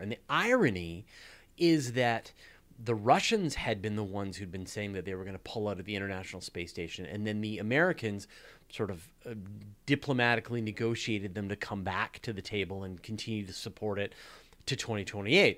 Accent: Canada; accent: Canadian; my outrageous Canadian accent

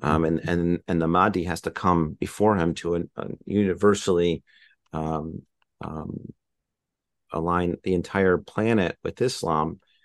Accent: United States; as an American

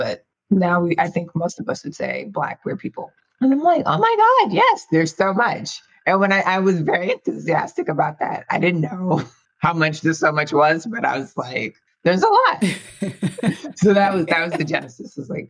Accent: New York, United States; Like, you know, I grew up in New York. I was like in New York.

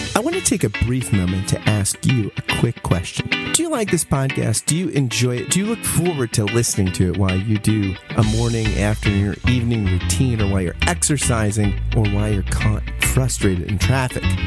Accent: New Jersey, United States; I grew up in South Jersey

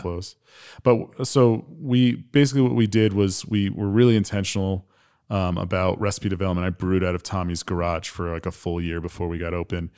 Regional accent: New Jersey, United States; moved away as an adult; now in Michigan, United States; born and raised in New Jersey, like twelve miles outside of New York City

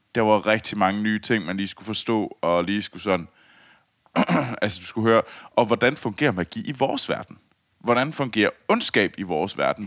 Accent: Copenhagen, Capital Region of Denmark, Denmark; jeg var københavner

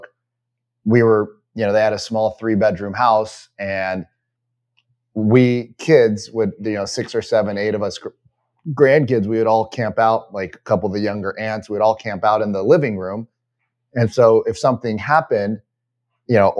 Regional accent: United States; I'm totally an American

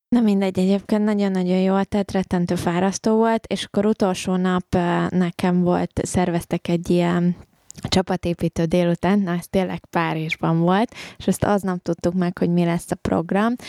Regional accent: Hungary; én se angol vagyok, hanem én is magyar vagyok, tehát hogy nekem ez tanult nyelv

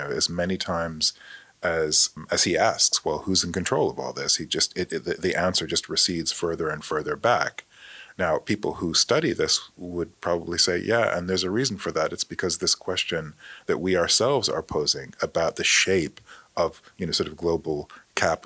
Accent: Austin, Texas, United States; moved away; also born or lived in Spokane; I said I was from Austin

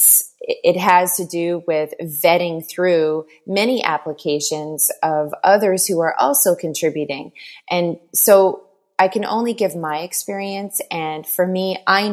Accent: Newfoundland and Labrador, Canada; now in Montreal, Canada; I am originally from Newfoundland, Canada, but I've lived long enough in Montreal, Quebec, to say that I'm just about a Quebecer, so about 19 years in Quebec.

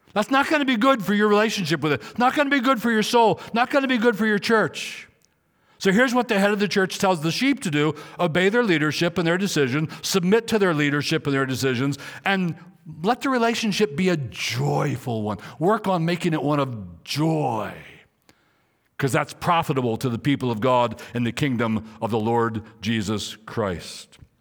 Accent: Maryland, United States; moved away; also born or lived in Riverside, California; I was in Riverside, California, and I was a pastor, though I'm from Maryland

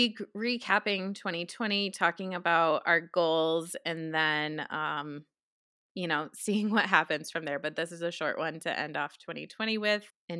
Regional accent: New York, United States; accent: New York; I did not say that with my New York accent. Like, that was definitely more West Coast than what I'm used to.

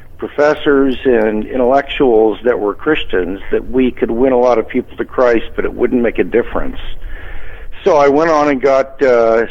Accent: Kansas City, Missouri, United States; moved away as an adult; now in Southern California, United States; I was born and raised in Kansas City, Missouri.

